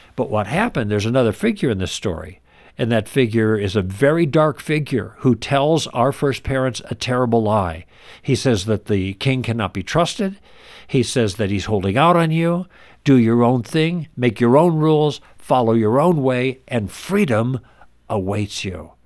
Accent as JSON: {"language": "English", "region": "Midwest", "country": "United States", "tie": "born or raised there", "also_born_or_lived": "Los Angeles", "moved": "yes", "said": "We were raised in the Midwest"}